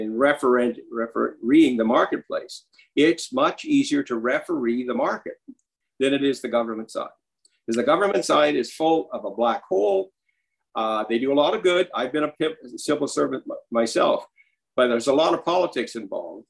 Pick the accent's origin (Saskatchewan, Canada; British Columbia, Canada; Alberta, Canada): Saskatchewan, Canada; also born or lived in Ohio, United States